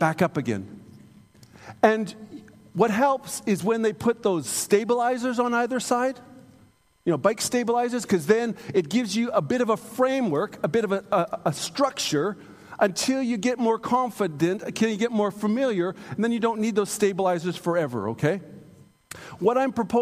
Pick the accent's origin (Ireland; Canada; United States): Canada; I'm a Canadian